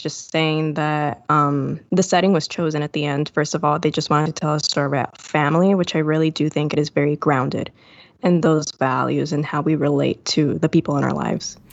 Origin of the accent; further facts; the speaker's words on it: Puerto Rico; I'm from Puerto Rico